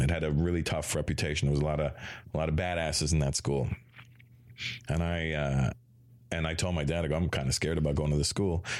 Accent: Toronto, Ontario, Canada; also born or lived in Brampton, Ontario; I was born in Toronto in 1970

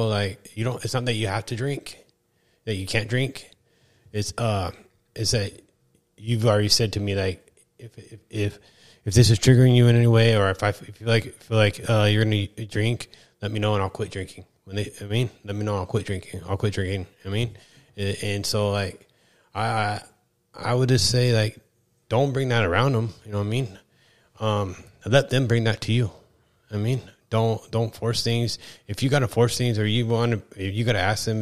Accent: East Kern, California, United States; I'm from the East Kern

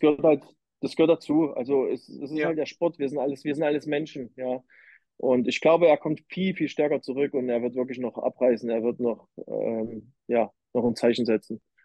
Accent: Leipzig, Saxony, Germany; Ich komme ja aus Leipzig

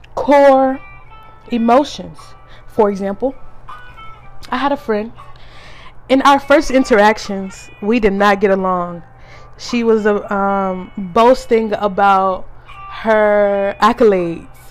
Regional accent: the South, United States; Growing up in the South

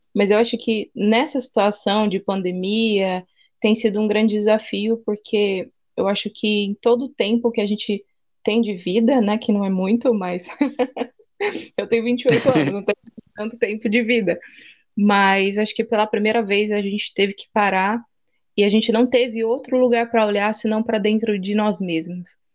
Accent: interior of São Paulo, Brazil; now in Aracaju, Brazil; Eu sou do interior de São Paulo, atualmente moro em Aracaju, no Nordeste

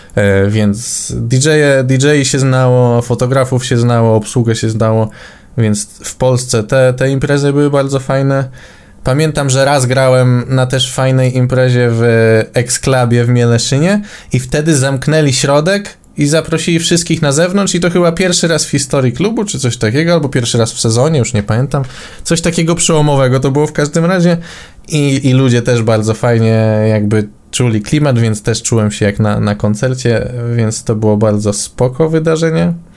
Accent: Warsaw, Masovian Voivodeship, Poland; u nas w Warszawie

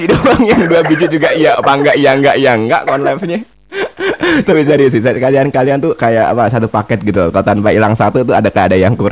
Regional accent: Java, Indonesia; soalnya aku juga Jawa satu Jawa ya

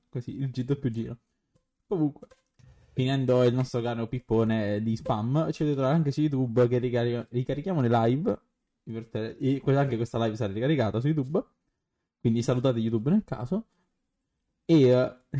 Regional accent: Naples, Campania, Italy; sono napoletano

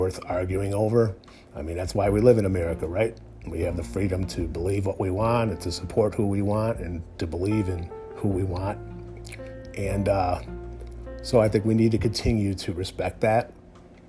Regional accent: United States; as an American

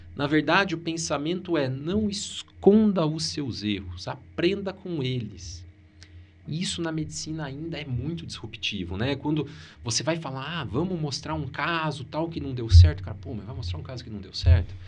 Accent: Maringá, Paraná, Brazil; Eu sou de Maringá

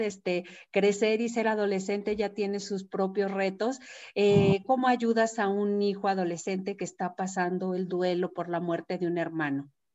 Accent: Mexico; la cultura que tenemos nosotros mexicanos

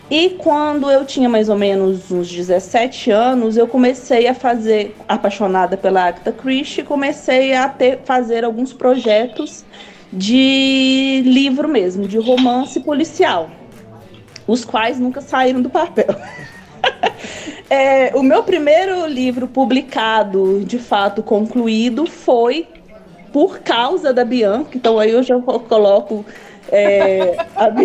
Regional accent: Minas Gerais, Brazil; now in Brasília, Brazil; tenho 34 anos, é, sou mineira, mas moro em Brasília tem muito tempo.

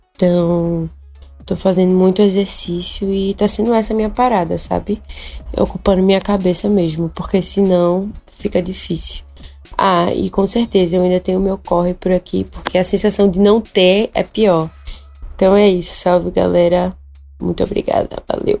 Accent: Recife, Pernambuco, Brazil; Sou de Recife

